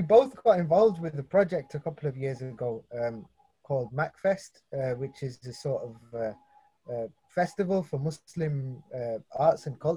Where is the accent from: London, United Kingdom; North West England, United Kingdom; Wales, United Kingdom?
North West England, United Kingdom; Manchester; I'm from Charlton in Manchester